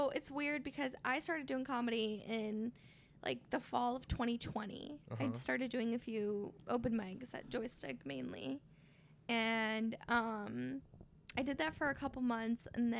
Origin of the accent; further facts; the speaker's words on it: Michoacán, Mexico; It's actually my home state, Michoacán, Mexico, it is deemed on the top 5 most dangerous states in Mexico.